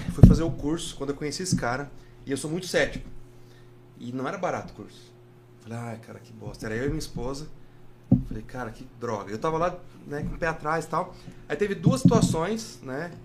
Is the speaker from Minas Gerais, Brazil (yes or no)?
no; Paraná, Brazil; moved away as an adult; Eu não nasci no Paraná. Só que eu me criei no Paraná, né? Desde o meu primeiro aniversário até o 24